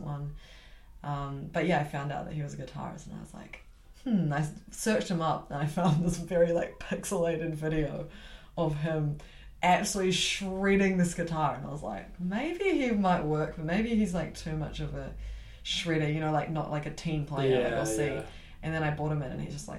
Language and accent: English; Auckland, New Zealand; moved away as an adult; now in Christchurch, New Zealand; I'm originally from Auckland